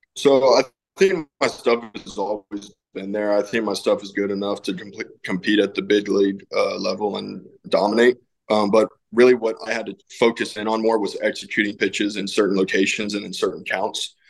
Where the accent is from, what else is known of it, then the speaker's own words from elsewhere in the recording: Castroville, Texas, United States; my hometown in Castroville